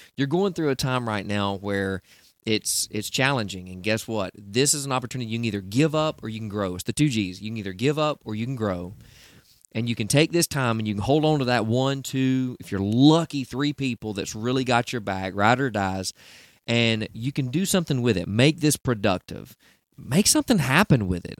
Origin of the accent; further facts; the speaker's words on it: Southeast, United States; I'm in the Southeast